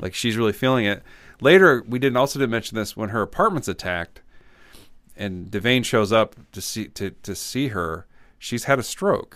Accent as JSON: {"language": "English", "town": "Champaign", "region": "Illinois", "country": "United States", "tie": "born or raised there", "said": "I grew up in Champaign, Illinois"}